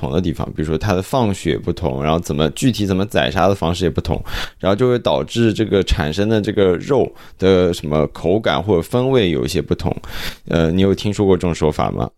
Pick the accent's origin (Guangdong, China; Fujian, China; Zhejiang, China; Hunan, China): Zhejiang, China; now in Canada; 我自己家乡的一个例子说一下，就是我浙江人嘛